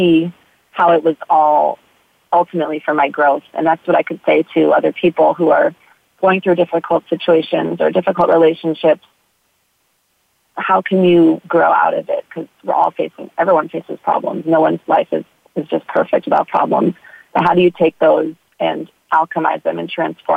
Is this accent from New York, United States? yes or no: yes; New York City, New York, United States; moved away as an adult; also born or lived in Texas / California; now in Hawaii, United States; I grew up in New York City